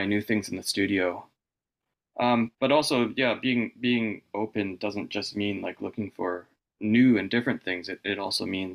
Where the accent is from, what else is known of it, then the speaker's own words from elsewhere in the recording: Vancouver, British Columbia, Canada; I was born in Vancouver, and I've really only lived here